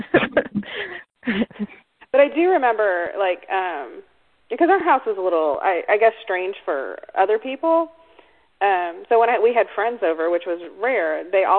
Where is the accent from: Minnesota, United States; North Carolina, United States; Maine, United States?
North Carolina, United States; now in Alabama, United States; when I was growing up in North Carolina